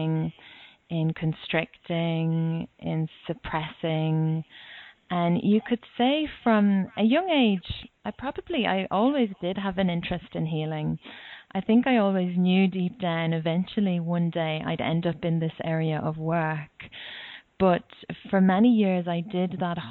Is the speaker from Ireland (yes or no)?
yes; Ireland; moved away as an adult; now in Australia; I'm Irish